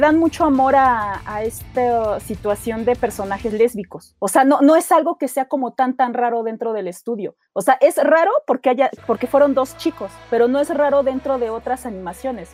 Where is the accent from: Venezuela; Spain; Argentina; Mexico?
Mexico; solamente los mexicanos íbamos a agarrar la onda